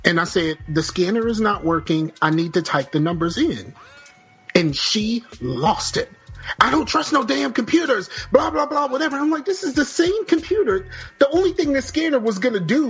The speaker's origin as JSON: {"language": "English", "region": "Virginia", "country": "United States", "said": "I am from Virginia"}